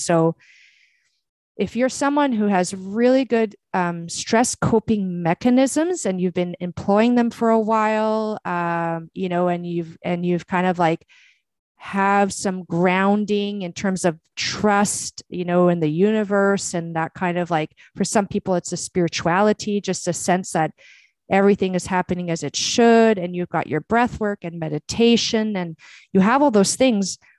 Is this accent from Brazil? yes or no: yes; Brazil; moved away; I was born in Brazil